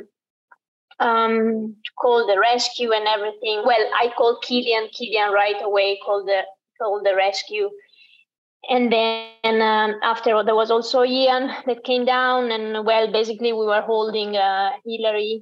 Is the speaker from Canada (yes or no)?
no; Italy; I'm born and raised in the Dolomites